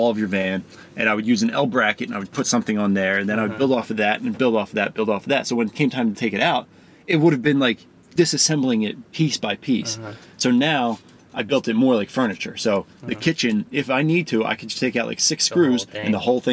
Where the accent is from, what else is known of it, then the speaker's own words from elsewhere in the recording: Philadelphia, Pennsylvania, United States; moved away as an adult; also born or lived in Baltimore; I grew up in suburbs of Philadelphia, went to school in Philly, and then I spent 10 years in Baltimore